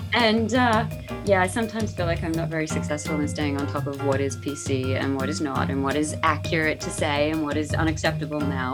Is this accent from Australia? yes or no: yes; Australia; moved away; I lived in the country back growing up in Australia